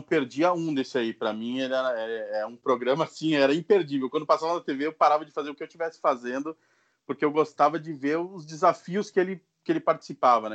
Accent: Caxias do Sul, Rio Grande do Sul, Brazil; eu sou de Caxias do Sul, no Rio Grande do Sul

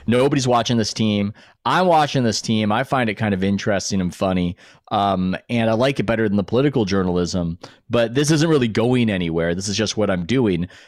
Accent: San Diego, California, United States; even though I'm from San Diego, I don't speak a word of Spanish

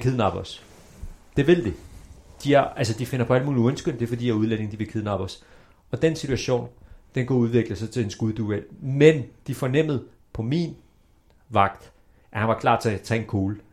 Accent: Denmark; Vi er født mm. i Danmark

